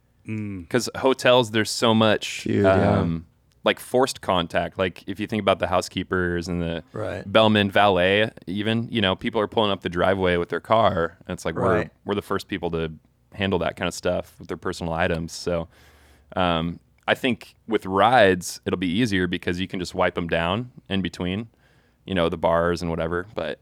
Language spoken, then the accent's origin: English; Minneapolis, Minnesota, United States; also born or lived in Toronto, Canada; And I had no idea what that was because I grew up in Minneapolis and Toronto, like in kind of my formative years.